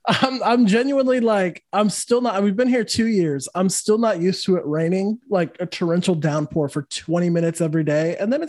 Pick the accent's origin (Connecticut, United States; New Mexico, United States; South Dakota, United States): New Mexico, United States; moved away as an adult; also born or lived in Los Angeles / Austin / New Orleans; now in Orlando, United States; I'm from New Mexico originally. Then went to LA for music school. Moved to Austin, from Austin, met my fiance, went to New Orleans so she could do law school, moved back to Austin. And then now we're in Orlando.